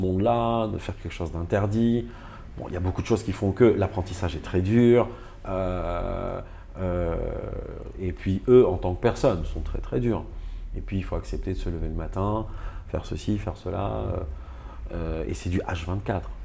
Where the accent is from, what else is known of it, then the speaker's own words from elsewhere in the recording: Nice, Provence-Alpes-Côte d'Azur, France; Je reviens, euh, chez moi en France, dans ma ville à Nice